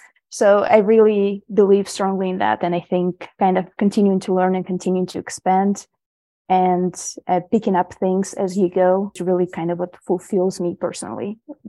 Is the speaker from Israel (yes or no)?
yes; Israel; English is a second language; Growing up in Israel, it's very similar to American culture and everything. It's very closely related, but there is more of the community there as well.